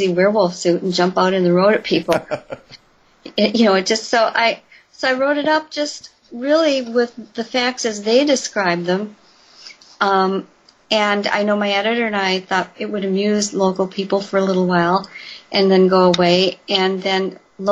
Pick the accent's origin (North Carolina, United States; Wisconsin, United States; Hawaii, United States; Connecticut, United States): Wisconsin, United States; Elkhorn; just outside of Elkhorn, my hometown